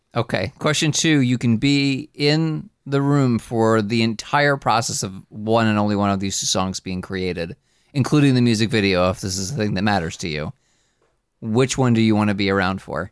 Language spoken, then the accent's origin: English; New Jersey, United States; I'm from New Jersey.